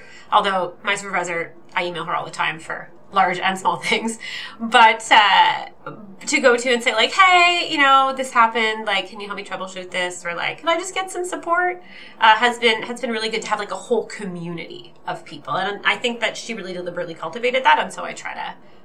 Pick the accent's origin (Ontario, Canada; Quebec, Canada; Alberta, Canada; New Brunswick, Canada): New Brunswick, Canada; Fredericton; I'm from Fredericton, New Brunswick, in the unceded territory of the Listaquay